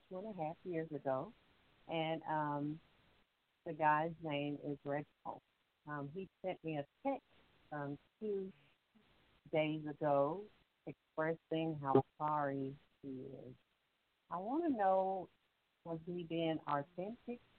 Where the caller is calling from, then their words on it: Alabama, United States; I'm calling from Alabama.